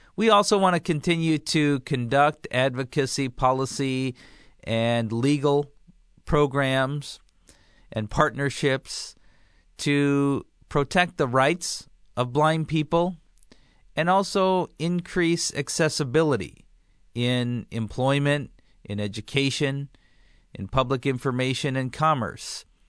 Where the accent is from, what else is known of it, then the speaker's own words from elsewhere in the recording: Midwest, United States; growing up in the Midwest